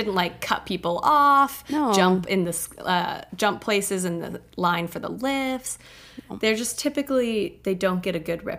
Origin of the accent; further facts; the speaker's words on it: Texas, United States; moved away as an adult; now in Denver, United States; I grew up in Texas.